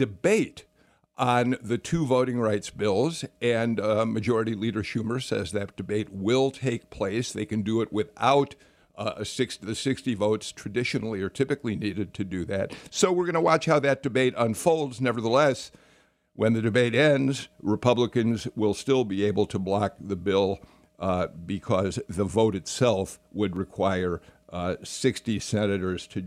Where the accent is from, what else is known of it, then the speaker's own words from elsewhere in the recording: Chicago, Illinois, United States; I grew up in Chicago.